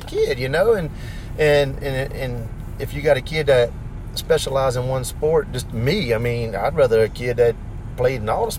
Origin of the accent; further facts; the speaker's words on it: St. Amant, Louisiana, United States; I come from Santa Monica.